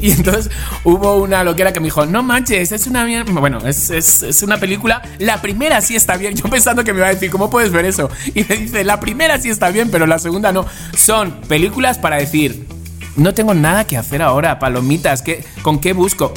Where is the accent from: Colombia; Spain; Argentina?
Spain; moved away as an adult; now in Mexico; Era español